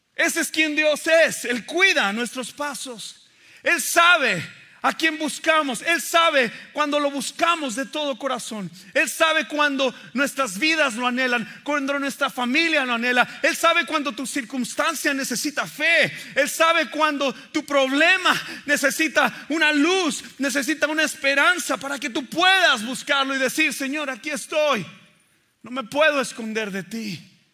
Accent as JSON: {"language": "Spanish", "country": "Mexico", "tie": "born or raised there", "said": "crecí en México"}